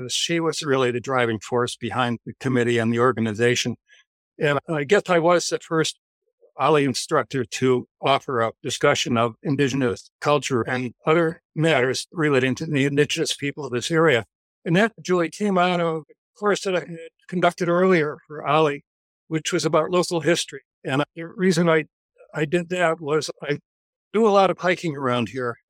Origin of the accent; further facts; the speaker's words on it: Stockbridge, Massachusetts, United States; I grew up in Stockbridge